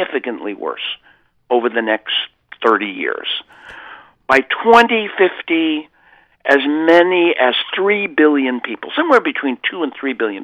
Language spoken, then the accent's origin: English; California, United States; I'm from California